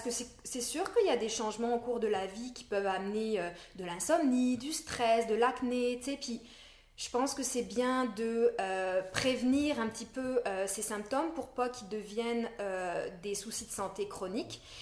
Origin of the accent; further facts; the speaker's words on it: France; moved away as an adult; also born or lived in Montreal, Quebec, Canada; now in Quebec, Canada; je viens de la France. J'ai fait un bac de psycho là-bas et ça fait dix ans maintenant que je suis ici.